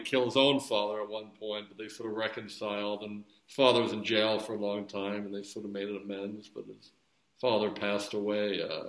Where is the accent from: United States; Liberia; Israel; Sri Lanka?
United States; Philadelphia, Pennsylvania; moved away; I'm from the Philly area originally.